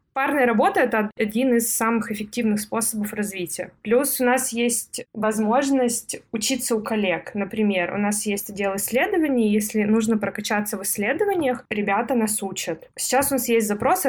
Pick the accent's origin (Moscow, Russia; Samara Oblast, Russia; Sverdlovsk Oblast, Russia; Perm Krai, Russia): Perm Krai, Russia; Perm; moved away as an adult; also born or lived in Prague; Я из Перми